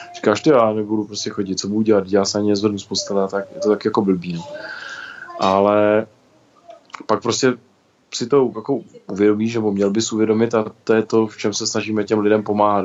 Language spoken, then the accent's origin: Czech; České Budějovice, South Bohemian Region, Czechia; jsem vozíčkář z Budějovic.